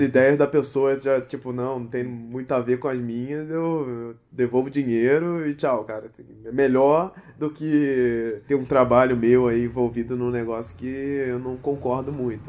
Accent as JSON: {"language": "Portuguese", "region": "Rio de Janeiro", "country": "Brazil", "tie": "born or raised there", "said": "nasci no Rio de Janeiro"}